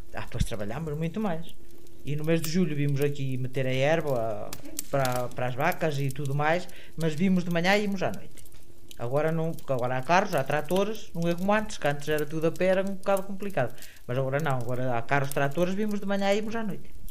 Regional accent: Portugal; Eu, por acaso, nasci aqui neste lugar

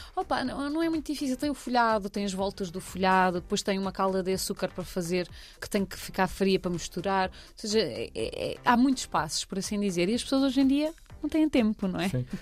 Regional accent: Cascais, Lisbon, Portugal; Eu trago as areias de Cascais, que eu sou de Cascais

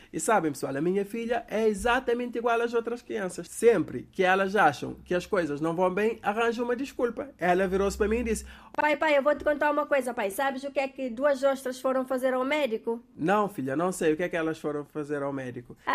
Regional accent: Cape Verde; Daqui que eu vos falo sou eu, aqui de Cabo Verde.

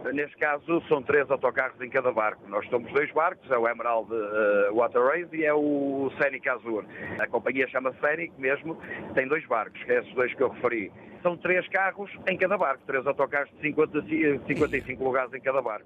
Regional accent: Porto, Norte, Portugal; Eu sou do meu Douro, ali muito pertinho da Foz do Douro

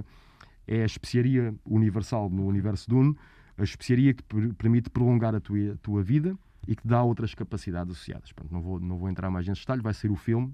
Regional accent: Almada, Setúbal, Portugal; Eu sou da Almada

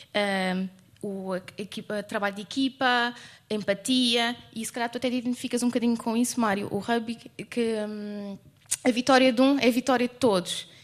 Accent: Lisbon, Portugal; eu sou mesmo de Lisboa

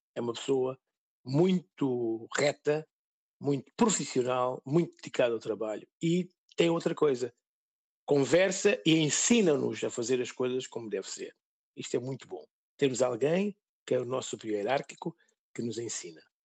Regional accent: São Tomé & Príncipe; moved away as an adult; now in Portugal; Essa foi a razão fundamental pela qual saí do país

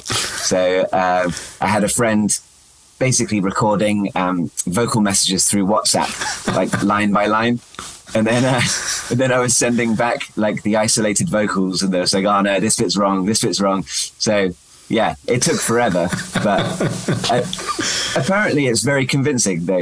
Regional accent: England, United Kingdom; I'm more English than I was when I started

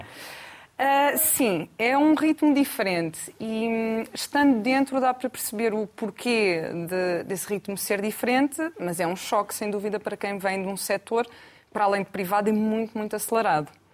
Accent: Lisbon, Portugal; Sou de Lisboa também

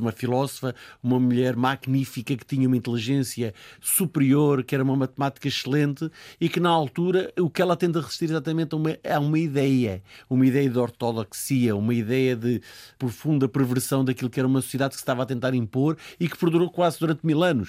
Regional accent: Portugal; somos nós portugueses

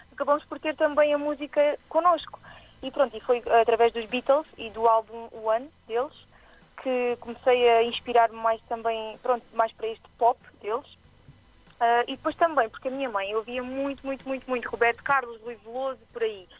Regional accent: Alentejo, Portugal; accent: Alentejano; de todas as origens que tenho alentejanas, como podem ver pelo, minha, pelo meu sotaque

